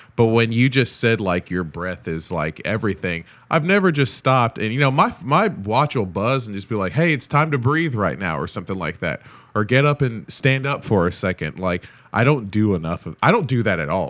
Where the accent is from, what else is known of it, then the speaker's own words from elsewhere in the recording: Nigeria; As a Nigerian